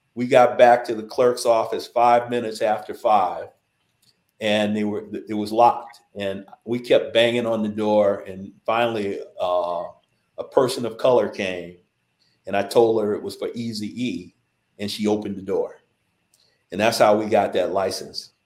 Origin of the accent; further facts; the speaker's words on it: Los Angeles, California, United States; I grew up in South Central